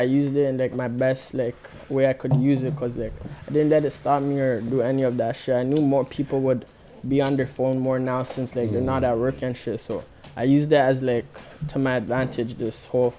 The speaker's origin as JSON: {"language": "English", "town": "Brampton", "region": "Ontario", "country": "Canada", "said": "But I'm everywhere Brampton, but, like, my mom stays on one side of Brampton, and my pop stays on the next side of Brampton, but..."}